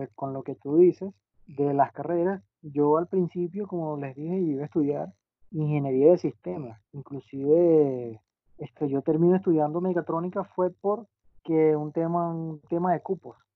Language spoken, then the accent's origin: Spanish; Venezuela; mi país, en Venezuela